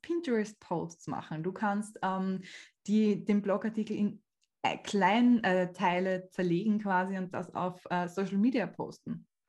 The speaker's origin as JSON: {"language": "German", "country": "Austria", "said": "bei uns in Österreich"}